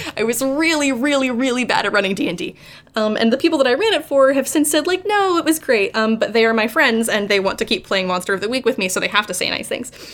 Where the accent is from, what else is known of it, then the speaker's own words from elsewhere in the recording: Morgantown, West Virginia, United States; moved away as an adult; native West Virginian, I was born and raised in Morgantown for the first 18 years of my life, and I only left when I went to go to college